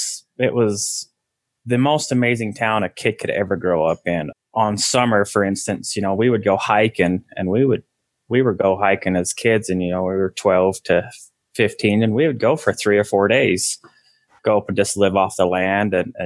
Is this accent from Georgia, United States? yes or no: no; Hildale, Utah, United States; also born or lived in Sandy, Utah; my dad moved his family from Salt Lake to Hilldale, Utah. And I grew up in Hilldale, Utah, my whole young adult and growing up life. And when I was 18, I ended up leaving that religion and striking out on my own.